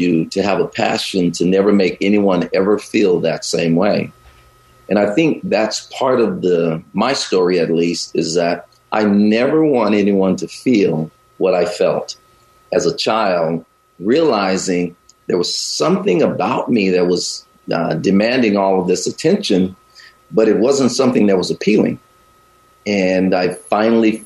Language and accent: English; the South, United States; also born or lived in Chicago, United States; now in Bay Area, United States; I grew up in the South